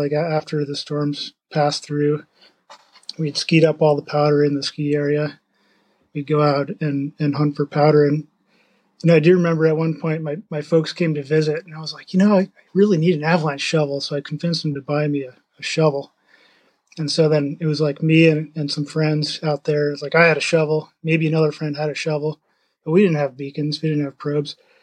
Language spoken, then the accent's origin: English; upstate New York, United States; now in Leavenworth, United States; I grew up in the Northeast in upstate New York